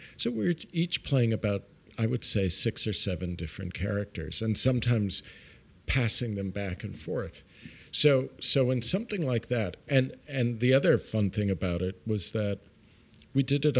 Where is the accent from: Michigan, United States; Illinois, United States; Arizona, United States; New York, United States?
New York, United States; Brooklyn; I grew up in Brooklyn. I grew up in Brooklyn Heights, which is right across the bridge.